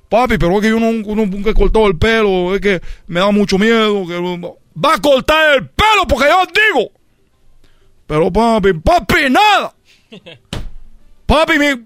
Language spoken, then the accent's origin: Spanish; Cuba; pero yo soy de Cuba, nosotros somos peloteros y me da mucho coraje que México solo tenga Valenzuela.